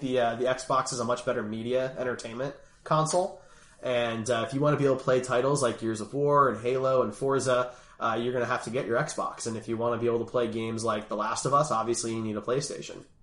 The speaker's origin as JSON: {"language": "English", "town": "Philadelphia", "region": "Pennsylvania", "country": "United States", "said": "I'm from Philly"}